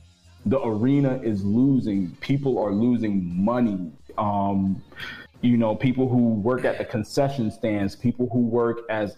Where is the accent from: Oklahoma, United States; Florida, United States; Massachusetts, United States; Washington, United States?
Florida, United States; Miami; I'm from Miami, so it's like, you know.